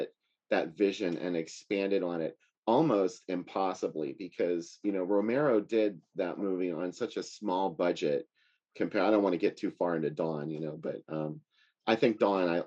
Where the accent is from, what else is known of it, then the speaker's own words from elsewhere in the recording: Pittsburgh, Pennsylvania, United States; I'm from Pittsburgh